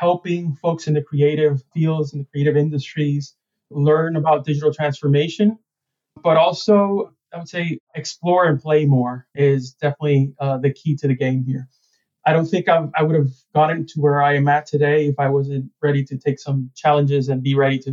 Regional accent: San Germán, Puerto Rico; moved away; I grew up in San Germán, Puerto Rico, which is one of the oldest towns in the Americas

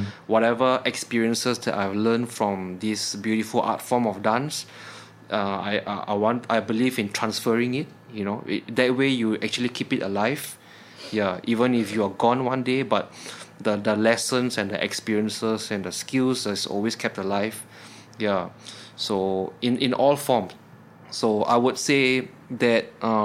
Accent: Singapore; I'm from Singapore

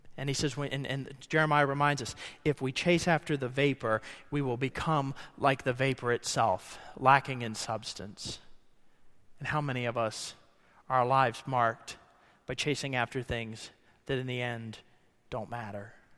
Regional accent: Ohio, United States; now in Kentucky, United States; I grew up in Ohio

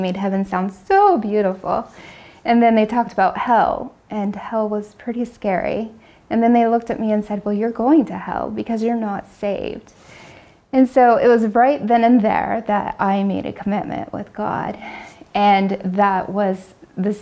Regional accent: Kansas, United States; moved away as an adult; now in Pennsylvania, United States; I'm originally from Kansas and been in the Pennsylvania area for 16 years now.

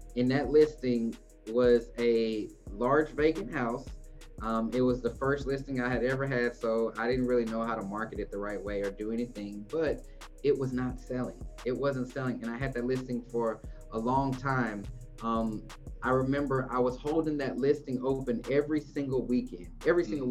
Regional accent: Houston, Texas, United States; now in Dallas, United States; I was born in Houston

